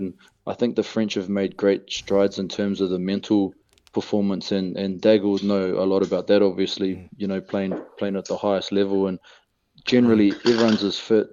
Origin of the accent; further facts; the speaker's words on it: Hamilton, Waikato, New Zealand; moved away as an adult; now in La Rochelle, France; I come I come from Hamilton, so it's pretty pretty relaxed down, down there in, in Waikato.